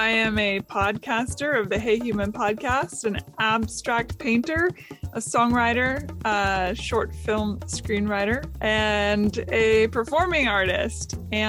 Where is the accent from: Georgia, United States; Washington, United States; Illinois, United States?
Washington, United States; Seattle; now in Nashville, United States; I was born in Seattle. We traveled around a lot for my parents' careers and then settled back in Seattle. I went to Nashville, Tennessee.